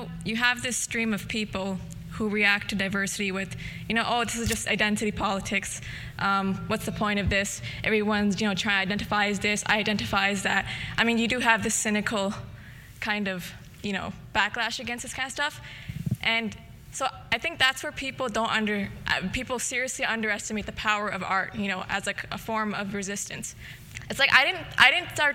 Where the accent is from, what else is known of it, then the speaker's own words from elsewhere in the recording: Canada; I was born in Canada